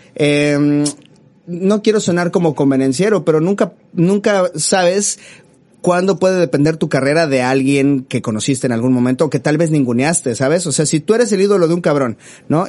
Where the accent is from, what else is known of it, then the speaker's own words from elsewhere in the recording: Mexico City, Mexico; uno como chilango